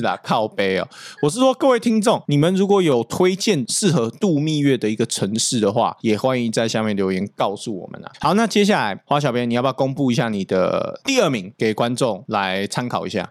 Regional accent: Taiwan; also born or lived in North America; 我们的视台湾人

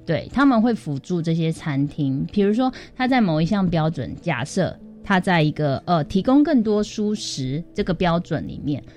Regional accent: Taiwan; 我们台湾自己真的有可能抗抵抗那个极端气候吗？

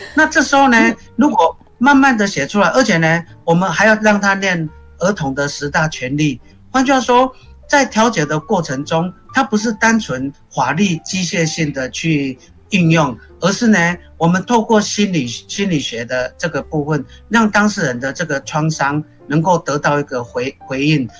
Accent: Taiwan; 我们台湾人有一个习惯，就是我们感冒生病会想去看医生

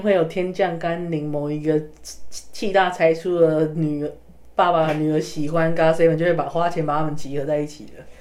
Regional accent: Taiwan; 我是从台湾来的

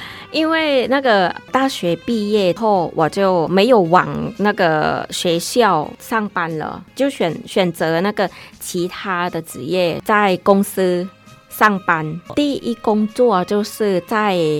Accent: Khon Kaen, Thailand; Chinese is a second language; moved away as an adult; now in Taiwan; 我们的那个东北，我家乡的那个孔径

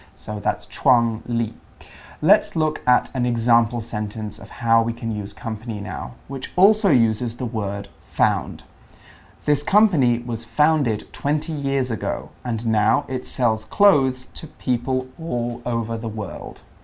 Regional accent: England, United Kingdom; I'm from the UK, I'm from England

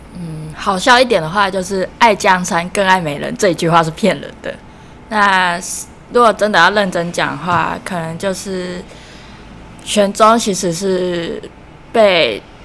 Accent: Taichung, Taiwan; 那我来自台中

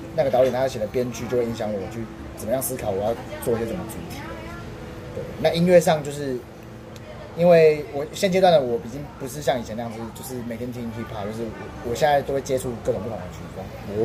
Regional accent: Taiwan; 虽然我是台湾人，虽然我不是这个音乐的原生的一个族，族群

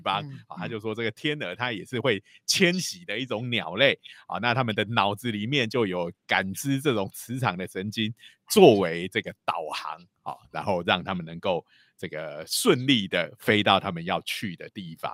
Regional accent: Taiwan; 如果用我们台湾人的讲法，就是说你要看农历就对了啦

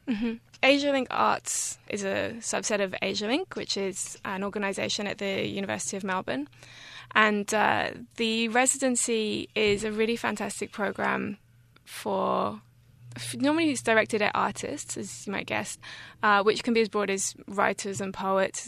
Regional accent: France; moved away; also born or lived in England / Australia / Taiwan; I was born in England and I grew up in France, and I've lived on and off in Australia, become Australian recently, in fact.

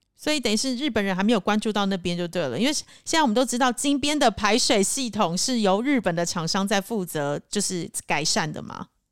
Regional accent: Taipei, Taiwan; now in Cambodia; 我自己是身为台北人

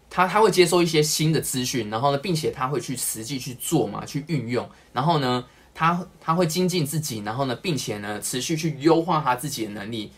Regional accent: Taipei, Taiwan; 我是台北人

